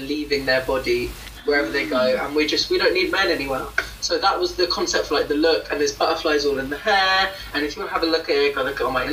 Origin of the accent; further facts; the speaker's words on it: United Kingdom; I'm British, but I'm also Caribbean. But I live in the UK